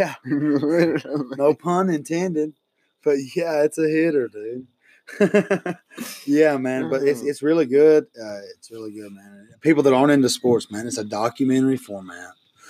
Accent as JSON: {"language": "English", "region": "Alabama", "country": "United States", "said": "our home state."}